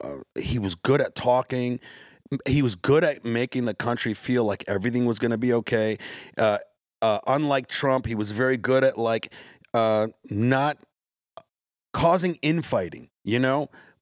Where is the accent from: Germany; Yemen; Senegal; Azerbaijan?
Yemen; You know, like, I'm from Yemen. My family's from Yemen. And Obama dropped so many bombs on Yemen.